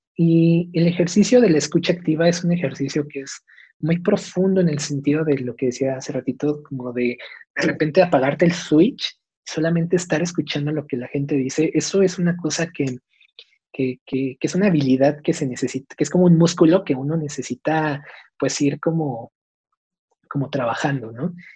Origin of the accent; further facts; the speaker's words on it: Mexico; soy mexicano